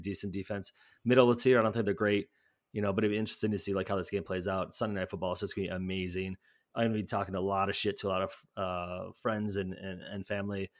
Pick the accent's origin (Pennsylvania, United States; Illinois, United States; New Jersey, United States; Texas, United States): Illinois, United States; Chicago; now in Milwaukee, United States; I grew up in Chicagoland area